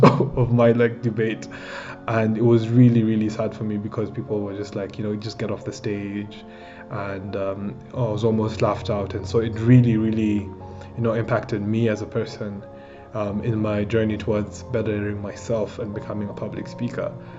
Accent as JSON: {"language": "English", "country": "Kenya", "said": "I'm 21 years old and I'm from Kenya and I'm an entrepreneur"}